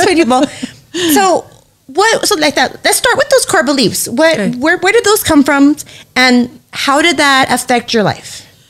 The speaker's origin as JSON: {"language": "English", "town": "Los Angeles", "region": "California", "country": "United States", "said": "you're from LA, like you're so dope. I'm like, no, I'm not from Hollywood."}